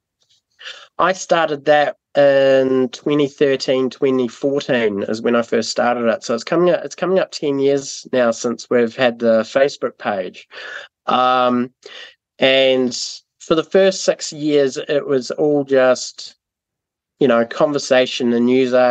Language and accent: English; Timaru, Canterbury, New Zealand; also born or lived in Burkes Pass; before we were in Timaru, I grew up in Burke's Pass